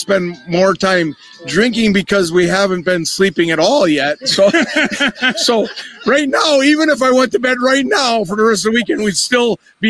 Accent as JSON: {"language": "English", "region": "Wisconsin", "country": "United States", "said": "Surrey, Wisconsin, the biggest state or biggest city in O'Connell County."}